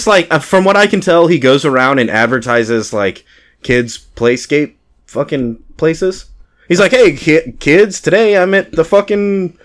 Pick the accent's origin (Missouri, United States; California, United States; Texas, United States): Texas, United States; we're from Texas